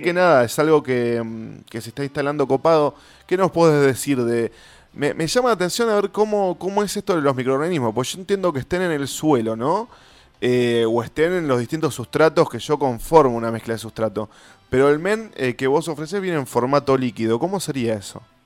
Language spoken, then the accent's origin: Spanish; Avellaneda, Buenos Aires Province, Argentina; yo soy de Avellaneda de Herli